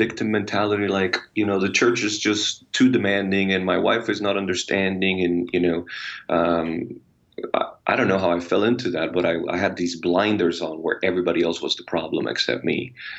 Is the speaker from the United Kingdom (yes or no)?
no; Puerto Rico; Oh, amazing. and crazy and wild. Puerto Ricans, we're like experts in extremes, you know.